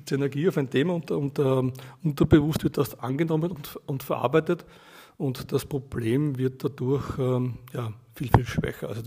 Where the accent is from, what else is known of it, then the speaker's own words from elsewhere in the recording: Austria; genau. Ich komme aus Österreich.